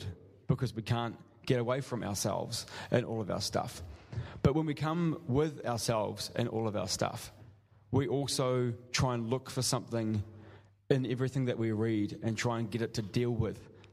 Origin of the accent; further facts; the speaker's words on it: New Zealand; moved away; I'm from New Zealand